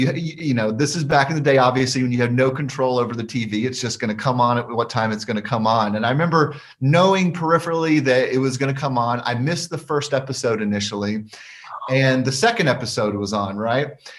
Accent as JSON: {"language": "English", "region": "Alabama", "country": "United States", "tie": "born or raised there", "also_born_or_lived": "Oak Ridge, Tennessee", "moved": "as an adult", "said": "I spent the majority of my life up until 2011 living in Alabama. And so that was really my upbringing was there"}